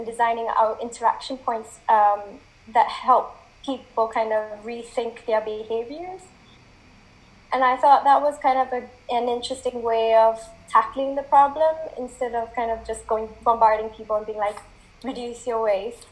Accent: Malaysia; now in United Kingdom; I grew up in Malaysia

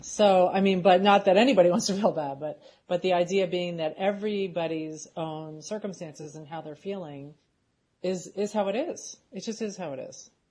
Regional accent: Philadelphia, Pennsylvania, United States; moved away; we're from Philadelphia originally

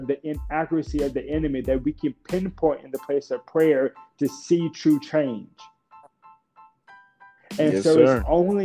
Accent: Lake Charles, Louisiana, United States; since I was a young boy growing up in Lake Charles

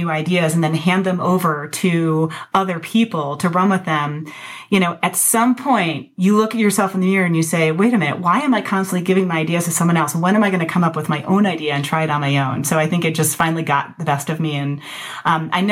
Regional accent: Ann Arbor, Michigan, United States; moved away as an adult; also born or lived in Madison, Wisconsin / Colorado; I grew up in Ann Arbor, Michigan

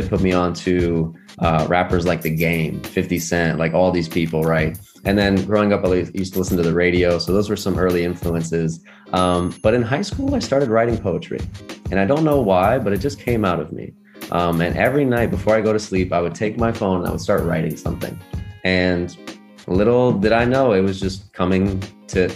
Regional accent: Port St. Lucie, Florida, United States; I grew up in Florida, a little city called Port St. Lucie

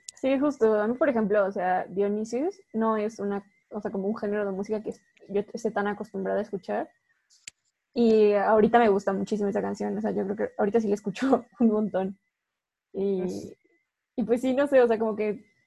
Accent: Mexico; somos dos chicas mexicanas

